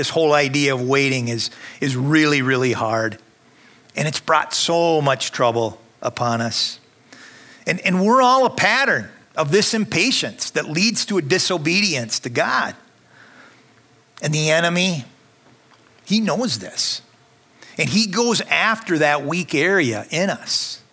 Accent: Minnesota, United States; accent: northern; I'm from Minnesota, so you can probably hear some of my northern accent

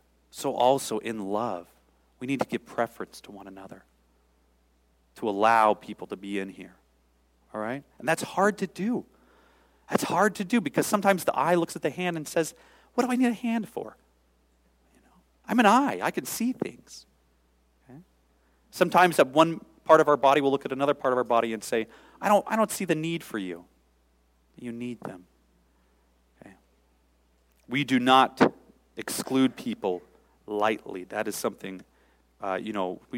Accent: Seattle, Washington, United States; I grew up in Seattle

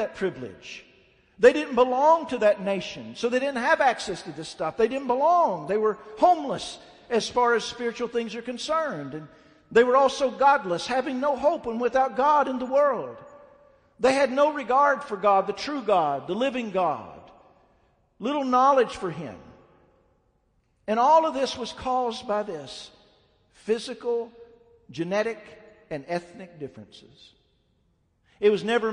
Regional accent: Southern Ohio, United States; I'm from Southern Ohio.

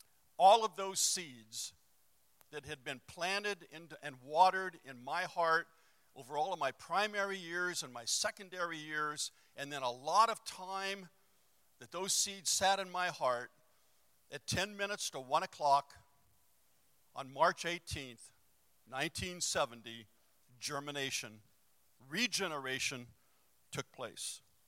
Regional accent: Los Angeles, California, United States; born or raised there

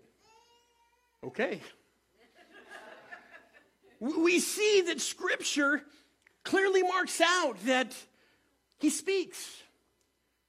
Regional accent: United States; also born or lived in Moses Lake, Washington; we are American

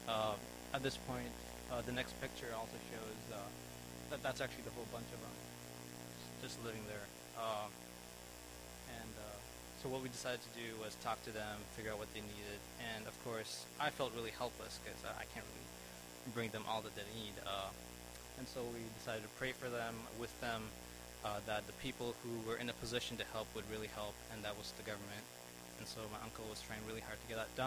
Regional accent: India; moved away; I'm from India.

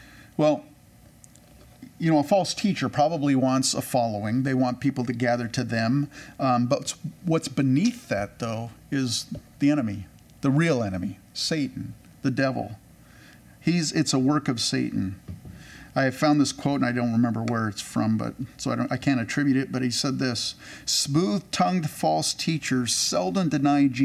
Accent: California, United States; I grew up in California

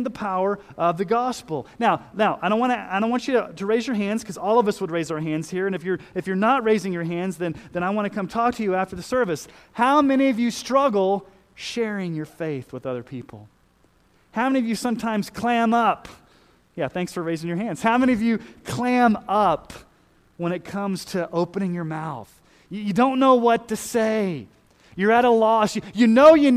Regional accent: Texas, United States; a Southern Baptist kid growing up in Texas

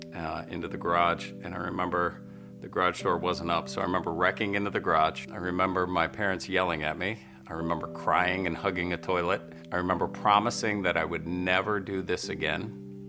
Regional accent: Parkersburg, West Virginia, United States; I grew up in Parkersburg, West Virginia

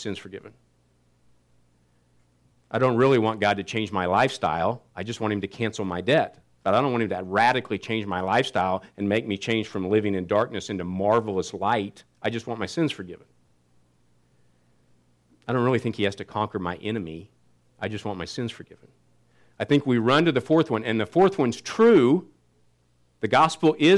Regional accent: Kansas City, United States; I grew up in Kansas City, and we went to some really good Baptist churches.

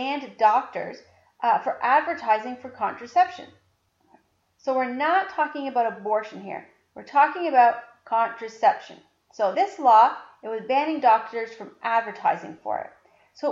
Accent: Canada; I'm Canadian.

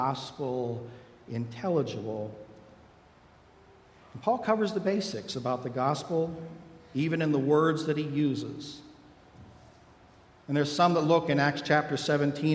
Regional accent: Pittsburgh, Pennsylvania, United States; I grew up in Pittsburgh, just outside the city

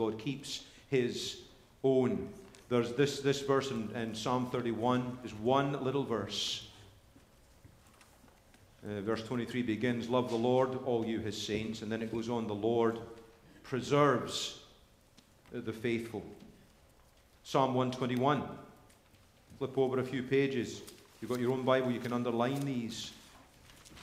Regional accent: Scotland, United Kingdom; now in United States; I'm Scottish

